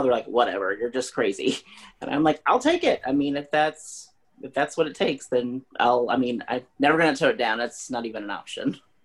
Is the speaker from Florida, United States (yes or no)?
no; Springfield, Missouri, United States; I'm from Springfield, Missouri